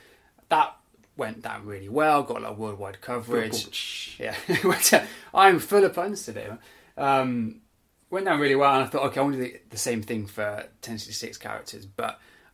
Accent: England, United Kingdom; I'm English now.

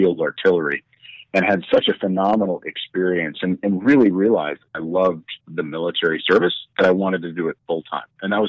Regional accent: Sioux Falls, South Dakota, United States; also born or lived in Germany; So I spent kind of my first 12 years as a military brat growing up in Germany. And then my parents retired to Sioux Falls, South Dakota, which is where I went to middle school and high school.

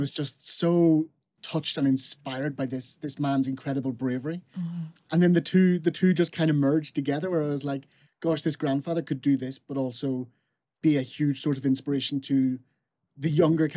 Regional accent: Fermanagh, Northern Ireland, United Kingdom; I'm from Fermanagh, which is in sort of West Northern Ireland. So I'm from a very, very small rural little place.

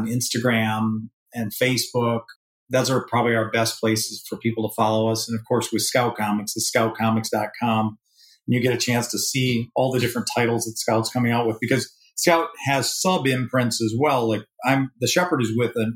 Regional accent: Michigan, United States; I grew up in Michigan

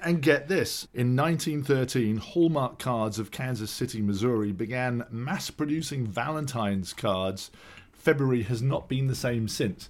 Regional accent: London, United Kingdom; now in Los Angeles, United States; We're two Brits who grew up in North London

